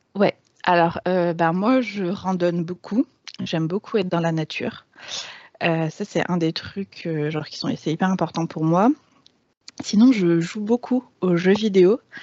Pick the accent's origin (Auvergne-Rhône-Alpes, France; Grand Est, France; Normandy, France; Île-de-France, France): Auvergne-Rhône-Alpes, France; Grenoble; moved away as an adult; Je, suis née et j'ai grandi à Grenoble. J'y ai passé les 20 premières années de ma vie